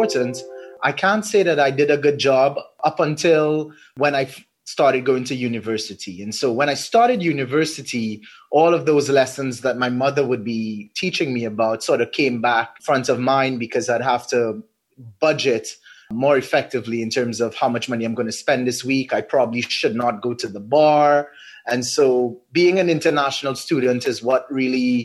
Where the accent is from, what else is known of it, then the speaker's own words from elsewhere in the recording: Trinidad & Tobago; Being a Trinidadian